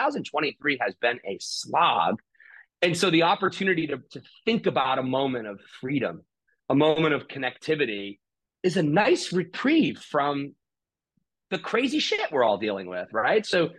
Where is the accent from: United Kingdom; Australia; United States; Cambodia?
United States; we're obviously American